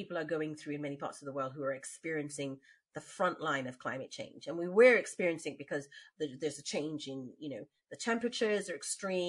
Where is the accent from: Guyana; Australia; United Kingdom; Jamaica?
Guyana; Bagotville, Essequibo Islands-West Demerara; So I lived in Bagotville. We're from the West Bank, Demerara, where the sugar comes from.